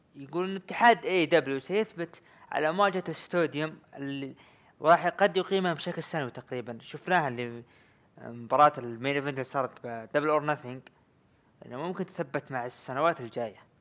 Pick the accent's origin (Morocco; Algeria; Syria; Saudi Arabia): Saudi Arabia; عندنا بالسعوديه